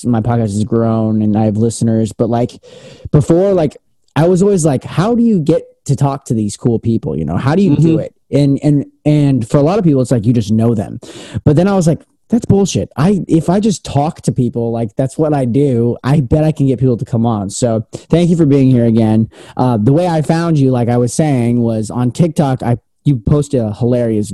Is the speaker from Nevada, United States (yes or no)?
yes; Las Vegas, Nevada, United States; I'm also born and raised from Las Vegas, Nevada